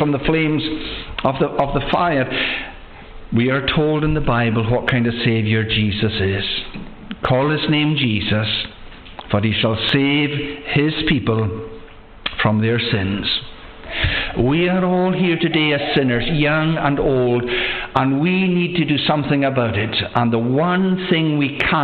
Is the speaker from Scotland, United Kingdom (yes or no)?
yes; Loch Broom area, Scotland, United Kingdom; moved away; I'm from the Loch Broom area